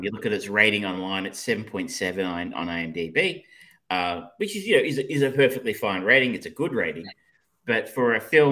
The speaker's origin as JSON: {"language": "English", "country": "Australia", "said": "I'm so Australian"}